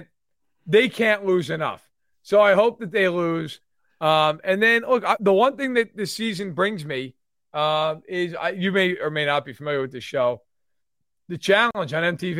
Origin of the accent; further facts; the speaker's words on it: New York, United States; I'm a New Yorker and I'm Italian